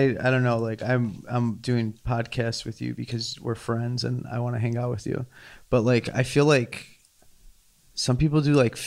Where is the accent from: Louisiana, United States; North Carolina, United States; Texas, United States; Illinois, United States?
Illinois, United States; Chicago; also born or lived in Riverside, Illinois / Westchester, Illinois / New York; now in Los Angeles, United States; I was born in Chicago, grew up in the city, unlike Foster and Western.